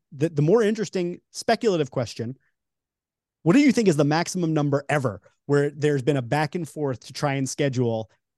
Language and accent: English; New York, United States; I'm from New York, so you know that's like a big one for me.